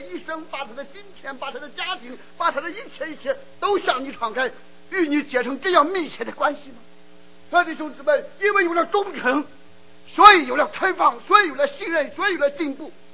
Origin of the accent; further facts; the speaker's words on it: China; now in United States; 我们作为华人，我们作为第一代移民，那我们背井离乡、跨洋越海，我们来到美国